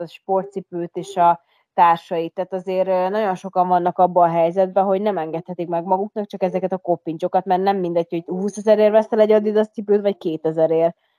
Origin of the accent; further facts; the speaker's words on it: Hungary; moved away as an adult; also born or lived in Budapest; én ugye vidéken nőttem fel